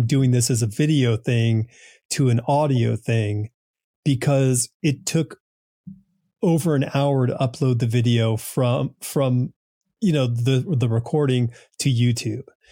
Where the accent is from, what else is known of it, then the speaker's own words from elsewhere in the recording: New England, United States; I grew up in New England